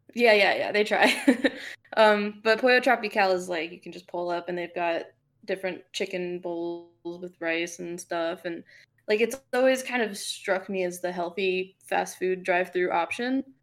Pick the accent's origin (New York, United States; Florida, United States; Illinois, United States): Florida, United States; Fort Lauderdale; now in Atlanta, United States; I'm from South Florida